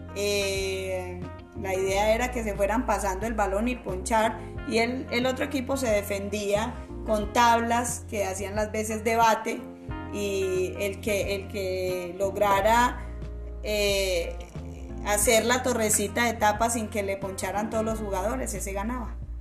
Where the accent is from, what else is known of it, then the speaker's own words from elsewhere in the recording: Caquetá, Colombia; now in Antioquia, Colombia; yo soy del departamento del Caquetá